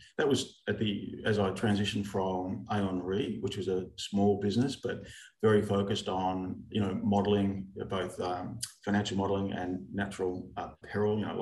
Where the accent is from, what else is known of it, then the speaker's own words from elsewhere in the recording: Melbourne, Victoria, Australia; born in the country Victoria, schooled in Melbourne, met my wife of 40 years as of a couple of weeks ago at high school.